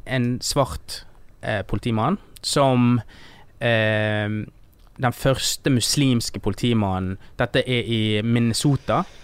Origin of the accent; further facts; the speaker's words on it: Norway; jeg vokste opp i Norge, da eh, når jeg var liten